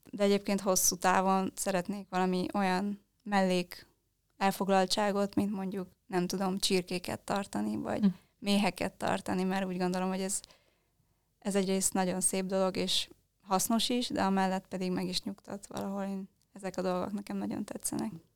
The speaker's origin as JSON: {"language": "Hungarian", "region": "Transylvania", "country": "Romania", "moved": "yes", "lives_now": "Budapest, Hungary", "said": "Mi Erdélyből származunk"}